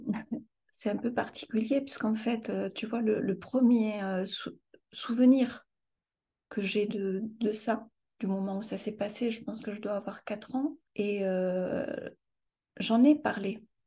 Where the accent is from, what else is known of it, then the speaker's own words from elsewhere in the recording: France; also born or lived in Morocco; je suis ici en France depuis l'âge